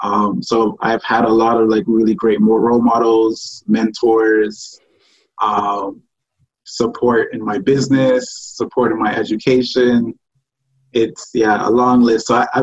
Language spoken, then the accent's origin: English; Toronto, Ontario, Canada; also born or lived in Ghana / France / Montreal; I was born in Ghana, but raised in Toronto.